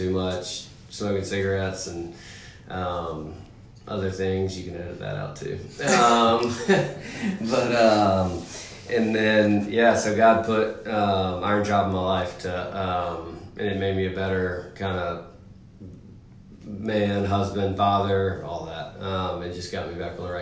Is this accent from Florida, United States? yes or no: no; Birmingham, Alabama, United States; moved away as an adult; also born or lived in Clemson, South Carolina; now in Charlotte, United States; I grew up in Birmingham, Alabama